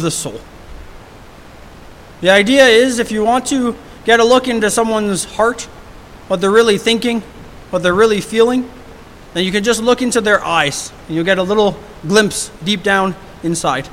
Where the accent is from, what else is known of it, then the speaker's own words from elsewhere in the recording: Hamilton, Ontario, Canada; moved away as an adult; now in Surrey, Canada; I moved here from Hamilton, Ontario. And I grew up downtown Hamilton